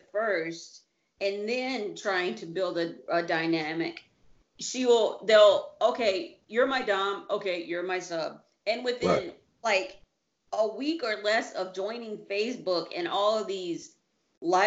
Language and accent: English; United States; now in Italy; I'm American